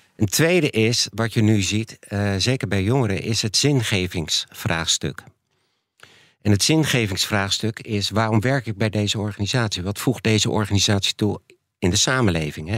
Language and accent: Dutch; Netherlands; also born or lived in United States